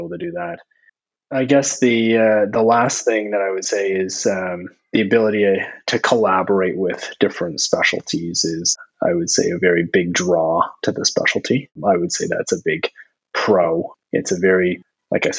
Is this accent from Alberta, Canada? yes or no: no; Ontario, Canada; moved away as an adult; now in New Brunswick, Canada; I'm not actually from New Brunswick. I'm from Ontario